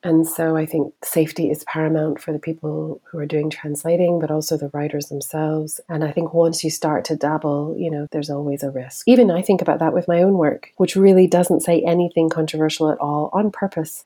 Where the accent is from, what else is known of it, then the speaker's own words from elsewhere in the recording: Tehran, Tehran Province, Iran; moved away; I grew up in Tehran in the city